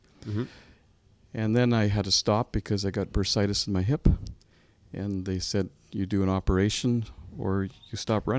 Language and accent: English; Ottawa, Ontario, Canada; also born or lived in Manotick; I grew up in Ottawa.